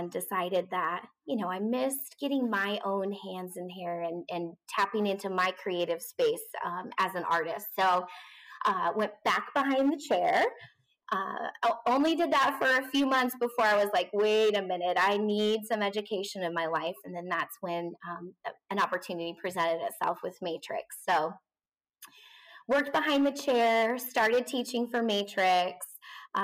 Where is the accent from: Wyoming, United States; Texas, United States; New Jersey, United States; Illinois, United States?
Wyoming, United States; moved away; also born or lived in Phoenix, Arizona; I'm originally from Wyoming